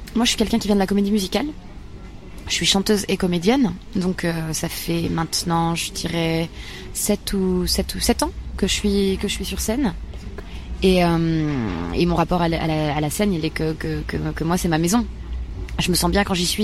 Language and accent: French; Bar-le-Duc, Grand Est, France; born or raised there